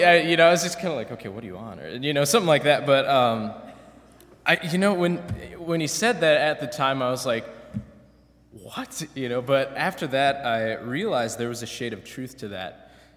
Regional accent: Minneapolis, Minnesota, United States; moved away as an adult; now in Goshen, United States; I come from Minneapolis, Minnesota. Minneapolis alone has 330,000 people. I went to a high school with 2,000 people, and so it was really strange coming to Goshen, you know, of all places. It's a small town in Indiana.

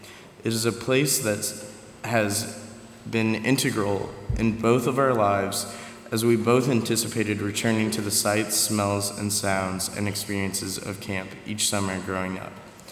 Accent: Berne, Indiana, United States; I'm a sophomore nursing major. I'm from Bern, Indiana.

